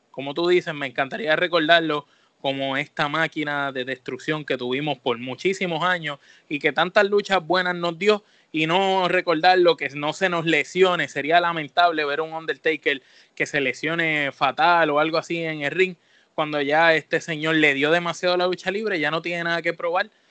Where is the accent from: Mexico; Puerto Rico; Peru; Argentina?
Puerto Rico; nosotros que somos de Puerto Rico